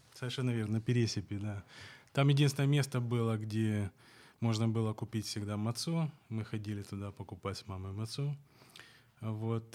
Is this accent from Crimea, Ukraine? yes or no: no; Odesa, Odesa Oblast, Ukraine; Я вырос на Молдаванке, а оставшуюся свою жизнь уже проживаю на Таирова